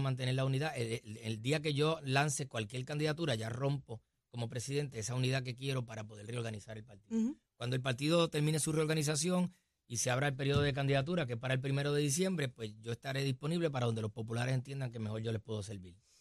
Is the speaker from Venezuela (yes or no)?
no; Puerto Rico